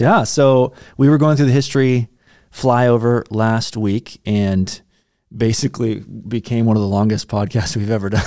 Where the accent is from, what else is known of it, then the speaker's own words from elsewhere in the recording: United States; as American, American Christians, we have the baggage of the American Revolution